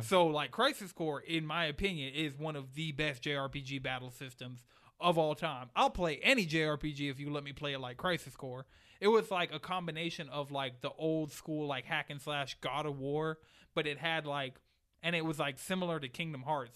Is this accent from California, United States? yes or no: no; Atlanta, Georgia, United States; also born or lived in New York; I've lived in Atlanta for twenty-two years